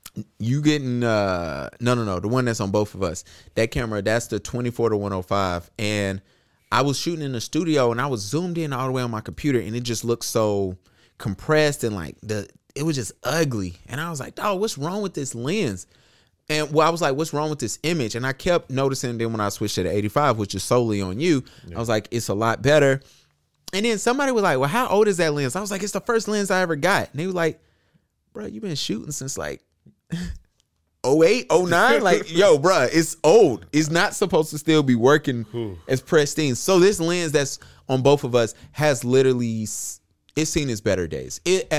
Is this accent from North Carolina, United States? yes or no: yes; Charlotte, North Carolina, United States; I'm from Charlotte.